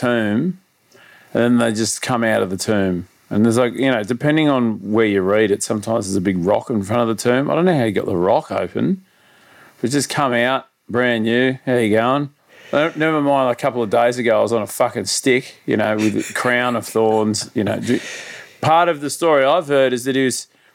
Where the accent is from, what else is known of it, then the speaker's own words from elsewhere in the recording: Sydney, New South Wales, Australia; Grew up out northwestern Sydney.